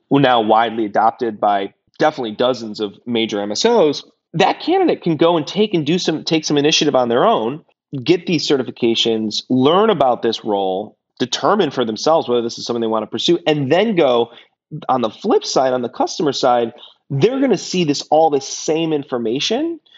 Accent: Detroit, Michigan, United States; I'm from Detroit, so I always have a soft spot for automotive, and a lot of my family worked there.

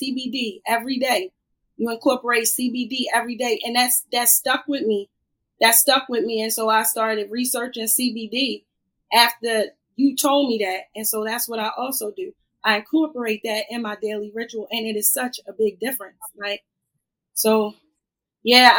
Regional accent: Annapolis, Maryland, United States; I grew up in Annapolis. I'm from Annapolis, Maryland

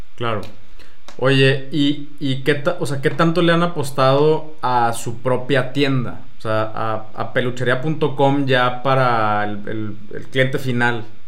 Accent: Mexico

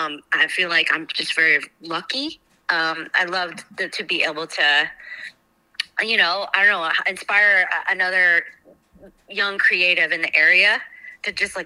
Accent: Milford, Pennsylvania, United States; I just love the idea of like any other kid growing up in Chihola or Berryville or whatever, Milford area, Milford, Pennsylvania.

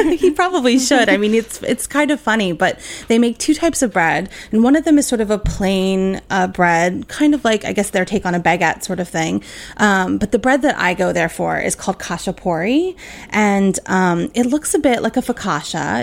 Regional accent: Philadelphia, Pennsylvania, United States; moved away; I'm originally from Philadelphia, so I'm a water ice girl from way back

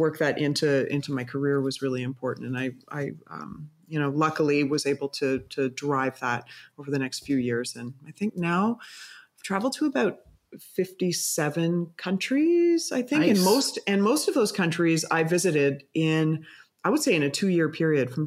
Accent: Canada; moved away as an adult; also born or lived in Vancouver; now in Amsterdam, Netherlands; as a Canadian

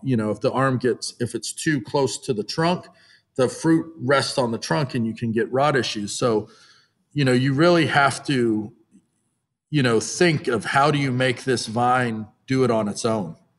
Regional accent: Napa, California, United States; I was born and raised in Napa, went away to college, and I moved home

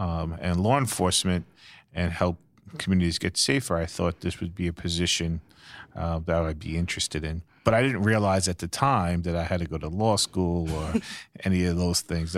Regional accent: New York City, New York, United States; So I'm a native New Yorker. I grew up in Brooklyn.

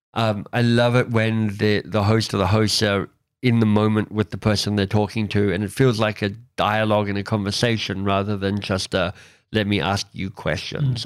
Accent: Canada; as a Canadian

